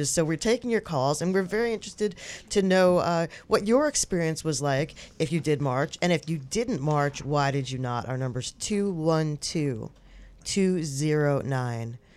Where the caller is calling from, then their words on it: Westchester County, New York, United States; I'm calling from Westchester County.